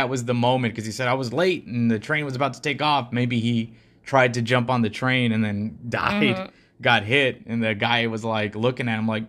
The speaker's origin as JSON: {"language": "English", "country": "India", "second_language": "English", "said": "I'm from India, and back then I still hadn't traveled to Europe."}